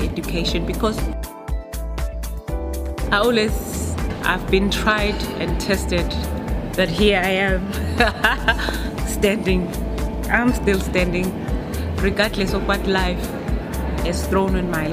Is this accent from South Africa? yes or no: yes; Nongoma, KwaZulu-Natal, South Africa; I'm from KwaZulu-Natal in a small village called Wanongoma.